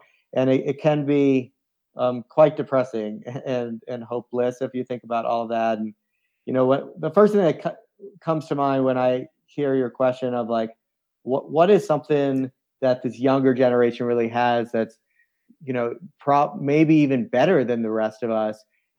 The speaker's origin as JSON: {"language": "English", "region": "East Coast", "country": "United States", "tie": "born or raised there", "said": "as I reflect on my life of growing up in the East Coast and playing soccer and lacrosse and then moving into adventure sports"}